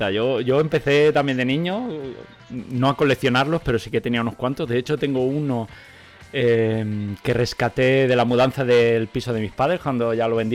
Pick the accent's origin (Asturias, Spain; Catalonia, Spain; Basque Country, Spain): Catalonia, Spain; Nosotros en Cataluña, de donde vengo, decimos eh, del tiempo.